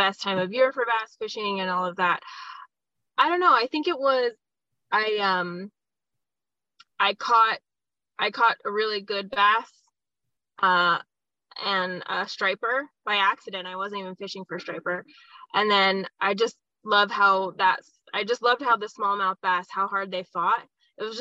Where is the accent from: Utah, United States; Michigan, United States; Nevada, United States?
Nevada, United States; Las Vegas; I'm a native Las Vegan. I was born here in Las Vegas, Nevada. I lived here my whole life, born and raised